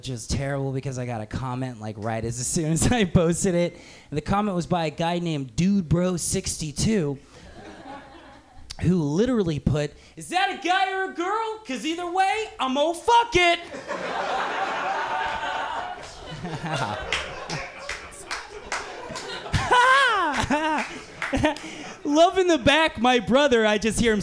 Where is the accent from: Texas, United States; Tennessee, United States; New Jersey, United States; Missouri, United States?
Texas, United States; Central; moved away; I grew up in Central Texas.